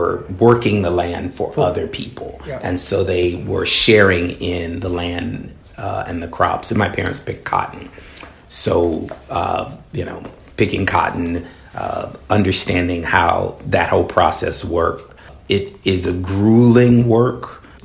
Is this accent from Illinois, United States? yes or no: yes; Chicago, Illinois, United States; We were on the west side of Chicago when I was born